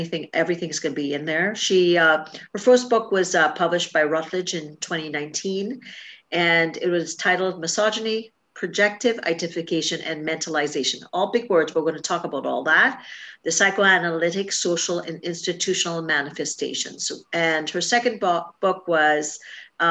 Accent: Trinidad & Tobago; moved away; I grew up in Trinidad and Tobago and the same thing in the islands

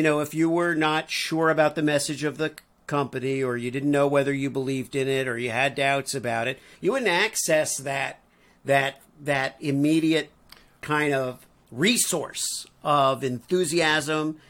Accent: Missouri, United States; I'm from Missouri

